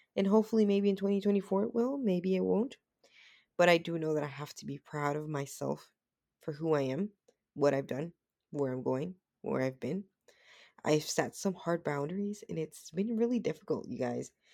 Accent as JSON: {"language": "English", "country": "Dominican Republic", "tie": "born or raised there", "moved": "yes", "said": "I was born in the Dominican Republic"}